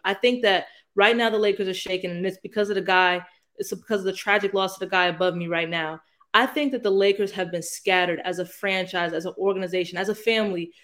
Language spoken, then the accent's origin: English; Northeast Ohio, United States; I come from Northeast Ohio